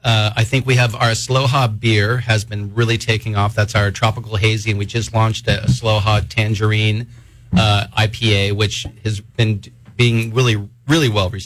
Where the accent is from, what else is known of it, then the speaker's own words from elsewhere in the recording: California, United States; I'm from California.